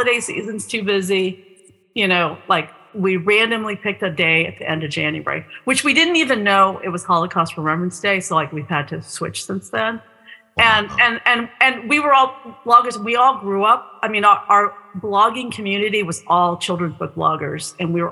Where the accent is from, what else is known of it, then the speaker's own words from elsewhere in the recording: Southern California, United States; I'm from Southern California